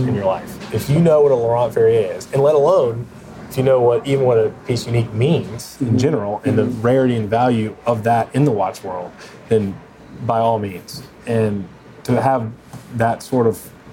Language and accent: English; East Coast, United States; We're on the West Coast, and I'm from the East Coast